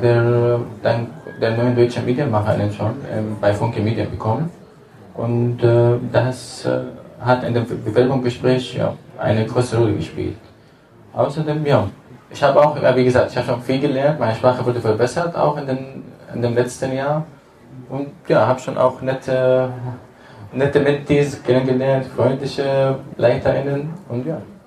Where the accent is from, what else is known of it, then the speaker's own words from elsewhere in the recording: Damascus, Damascus Governorate, Syria; German is a second language; moved away as an adult; now in Germany; ich komme aus Damaskus